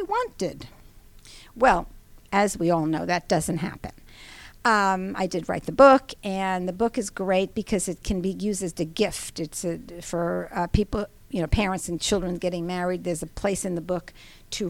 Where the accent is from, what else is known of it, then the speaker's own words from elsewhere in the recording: New York / Long Island, United States; moved away; also born or lived in Atlanta, Georgia; I am a New Yorker mm-hmm. or Long Islander